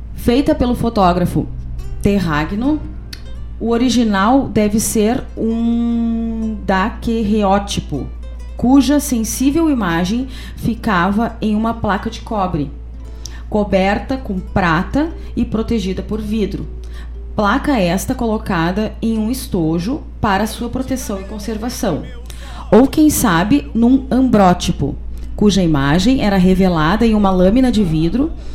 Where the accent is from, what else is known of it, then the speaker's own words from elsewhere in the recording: Guaíba, Rio Grande do Sul, Brazil; nós que somos guaibenses